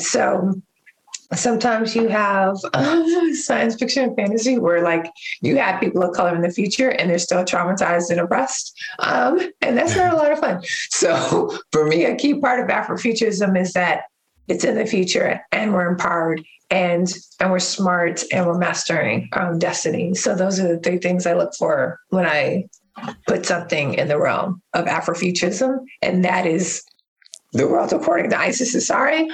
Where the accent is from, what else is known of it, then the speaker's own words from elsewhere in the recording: New York City, New York, United States; now in Oakland, United States; I am currently in Oakland, California, but I was born in Harlem.